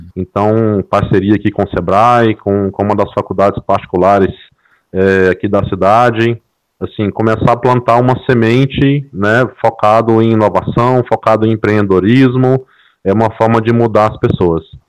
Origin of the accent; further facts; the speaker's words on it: interior of Mato Grosso, Brazil; eu sou aqui do interior de Mato Grosso